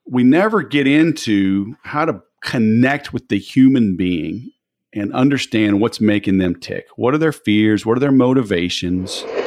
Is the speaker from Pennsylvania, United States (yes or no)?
no; Baton Rouge, Louisiana, United States; moved away as an adult; also born or lived in Biloxi, Mississippi / Mobile, Alabama; I grew up in Baton Rouge originally